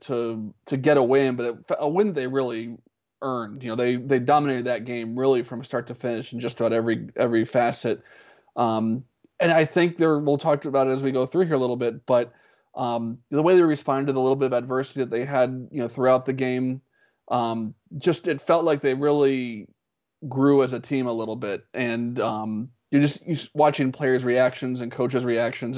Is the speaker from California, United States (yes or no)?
no; Columbus, Ohio, United States; also born or lived in Pennsylvania; now in Michigan, United States; growing up in Columbus and now living in Michigan